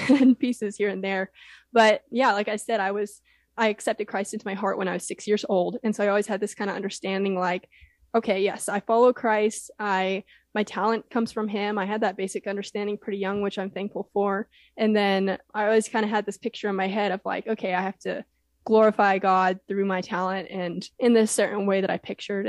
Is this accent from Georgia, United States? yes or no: no; Houston, Texas, United States; Rice University was really close to where I grew up in Houston